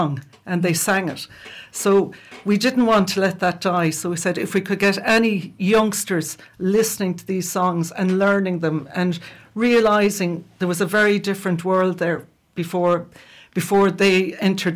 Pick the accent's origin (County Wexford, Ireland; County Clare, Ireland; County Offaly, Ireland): County Clare, Ireland; old songs that we grew up with in around West Clare